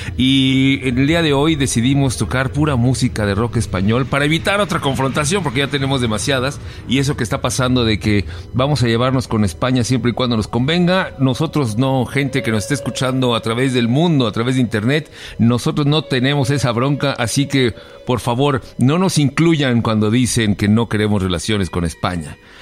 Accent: Mexico; yo soy mexicano de hueso colorado y amo a mi país

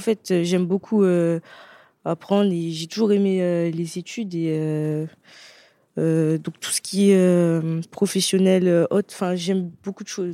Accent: Martinique; moved away

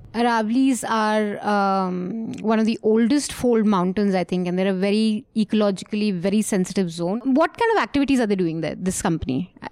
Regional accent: Uttarakhand, India; Uttarakhand, which is my home state and his home state.

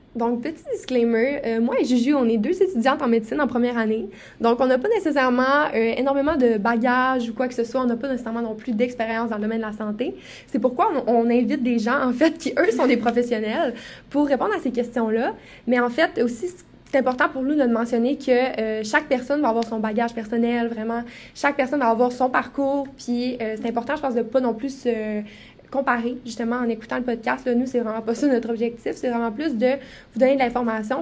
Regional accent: Quebec, Canada; je viens aussi de Saguenay-Lac-Saint-Jean

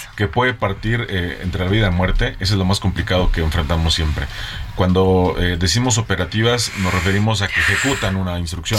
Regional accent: Tlaxcala, Mexico; now in Mexico City, Mexico; de donde yo nací, soy del estado de Tlaxcala

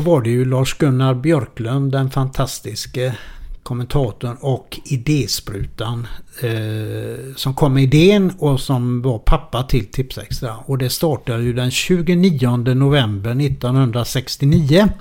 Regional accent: Gothenburg, Västra Götaland, Sweden; moved away; also born or lived in Malmö; … och jag är urgöteborgare

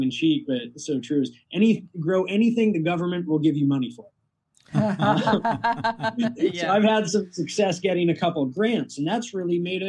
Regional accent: Costa Rica; now in Wisconsin, United States; I grew up in Costa Rica

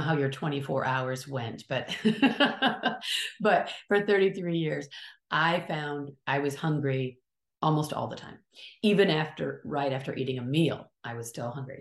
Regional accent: Kalamazoo, Michigan, United States; now in California, United States; I'm from sort of the middle, upper middle part of the country, the state of Michigan

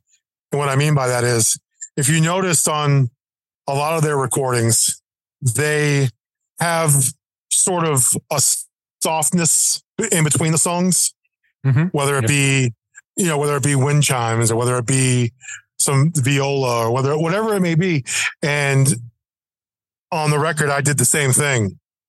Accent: Boston, Massachusetts, United States; born there; also born or lived in New Jersey / Florida; I was born in Boston. Then we got transferred to New Jersey. Then we went from New Jersey to Florida.

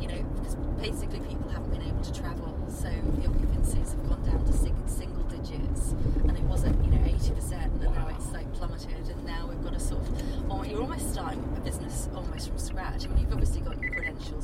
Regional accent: Manchester, North West England, United Kingdom; Originally, I'm actually from Manchester, but I lived in the southeast. That's why I don't have the broad Mancunian accent.

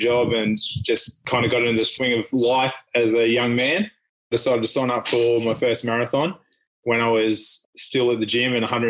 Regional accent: Bundaberg, Queensland, Australia; also born or lived in Finland; I grew up in Bundy and went to school and did everything here

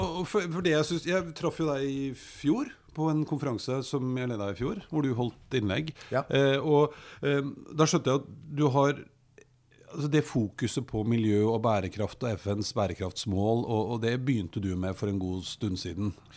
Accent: Oslo, Norway; jeg er jo fra Storo, ikke så innmari langt opp i høyre her, sånn. Og nede i Grefsenveien, da jeg var liten

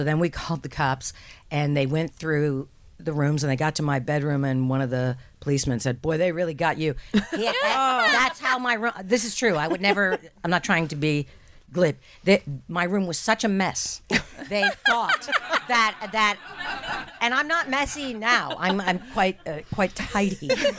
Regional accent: New Jersey, United States; And I actually was born and raised in New Jersey. I could read the news. You can't tell that.

